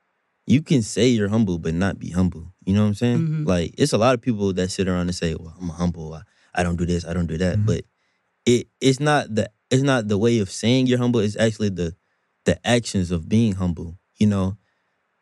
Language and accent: English; Durham, North Carolina, United States; I'm from Durham